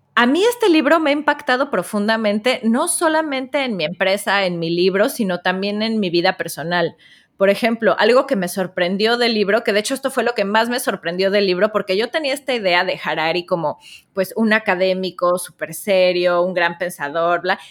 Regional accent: Mexico; como notarán por mi voz, soy de la tierra del Chavo del Ocho

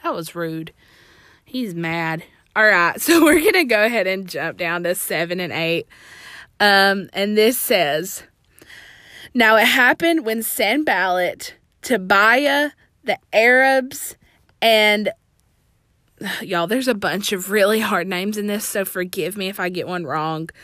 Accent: Alabama, United States; I'm from Alabama

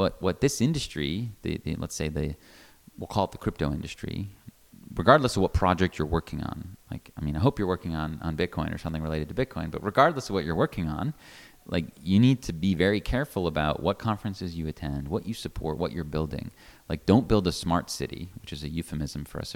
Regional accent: United States; an American

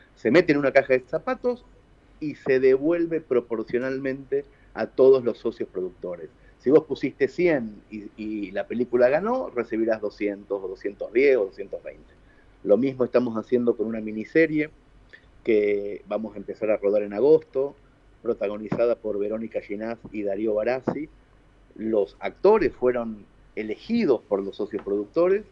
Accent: Mercedes, Argentina; la ciudad de Mercedes, que es mi ciudad natal

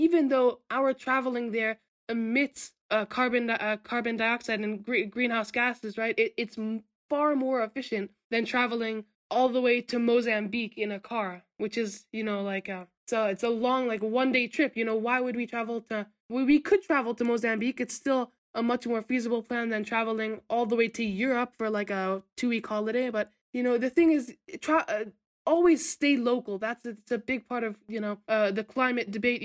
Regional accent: Vermont, United States; moved away; I'm from Vermont.

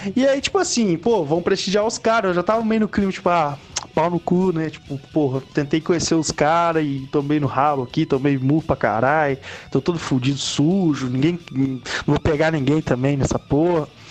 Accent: Ouro Branco, Minas Gerais, Brazil; Porque eu sou de Ouro Branco, né, cara? uma cidade pequenaça, né, cara? Não existe show de metal aqui

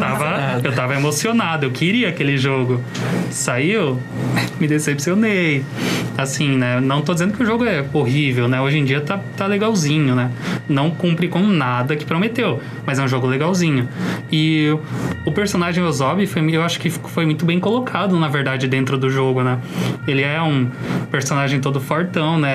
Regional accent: Brazil; eu sou brasileiro

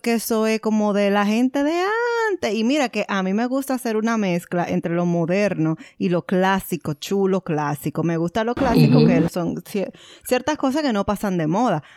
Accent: Dominican Republic; moved away as an adult; yo soy dominicana

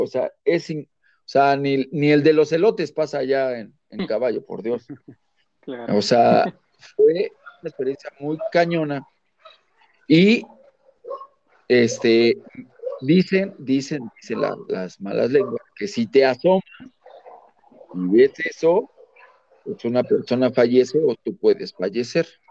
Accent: Mexico City, Mexico; Yo soy de la Ciudad de México

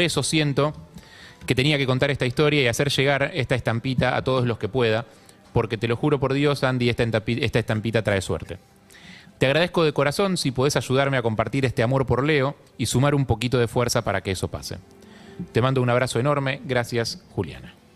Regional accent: Buenos Aires, Argentina; yo vivía cerca de la cancha de Boca

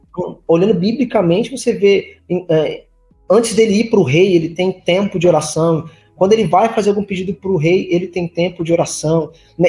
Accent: Limeira, São Paulo, Brazil; moved away as an adult; also born or lived in Recife, Pernambuco, Brazil; Nasci em Recife, mas me mudei para São Paulo aos 9 anos de idade. E aí então vivi na, na cidade de Limeira por muito tempo

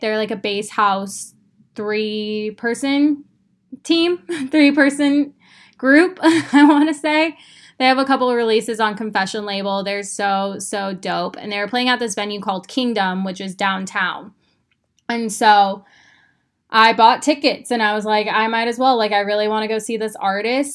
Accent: Phoenix, Arizona, United States; moved away as an adult; now in Austin, United States; I grew up in Phoenix, Arizona. I had been there my entire life.

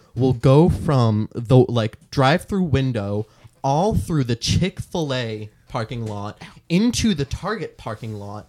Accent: Methuen, Massachusetts, United States; My hometown, which is called Methuen.

